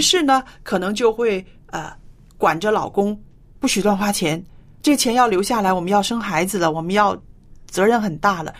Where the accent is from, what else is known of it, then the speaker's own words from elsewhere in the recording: China; 在我们中国人的，呃，传统观念里边